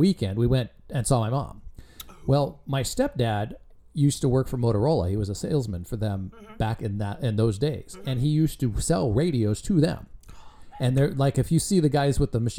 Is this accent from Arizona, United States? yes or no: no; Madras, Oregon, United States; I grew up in Madras in Central Oregon